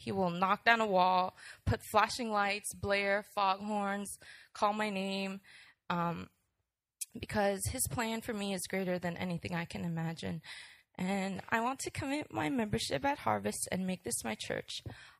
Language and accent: English; New York, United States; born there; I was born in New York as the first child of … who brought me up with the truths of Christ by bringing me to church and praying for me daily.